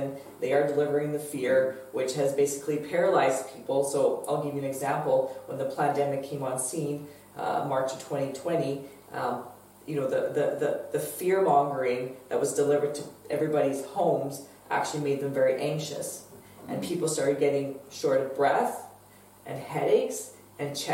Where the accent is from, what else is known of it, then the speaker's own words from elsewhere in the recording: Canada; proud of being a Canadian again